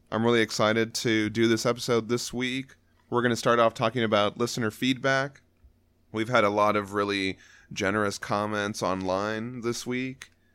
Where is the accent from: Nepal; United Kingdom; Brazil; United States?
United States; we weren't just dumb Americans that only knew one